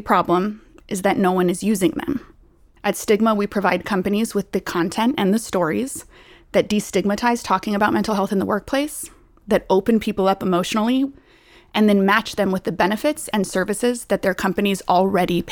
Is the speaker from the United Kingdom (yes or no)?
no; Costa Rica; I was born in Costa Rica to a father with schizophrenia